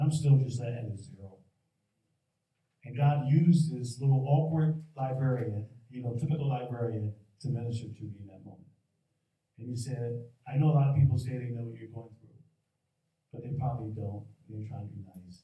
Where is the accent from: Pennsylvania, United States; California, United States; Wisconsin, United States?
Pennsylvania, United States; Philadelphia; we were born and raised in Philly